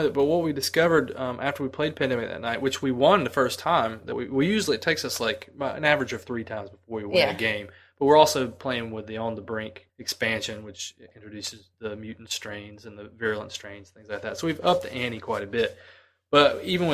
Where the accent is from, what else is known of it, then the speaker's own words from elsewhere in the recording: United States; I'm an American, white American, very white